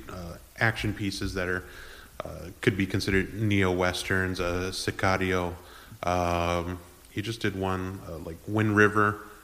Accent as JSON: {"language": "English", "town": "San Antonio", "region": "Texas", "country": "United States", "also_born_or_lived": "Edinburg, Texas", "said": "I'm from San Antonio"}